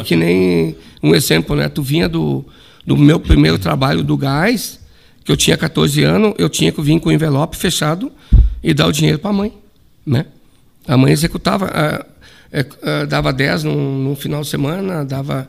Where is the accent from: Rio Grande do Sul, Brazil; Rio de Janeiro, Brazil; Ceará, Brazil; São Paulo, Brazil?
Rio Grande do Sul, Brazil; Ijuí; no bairro Assis Brasil, que eu, eu morava na, na rua Jorge Leopoldo Weber, onde eu me criei, né, nasci e me criei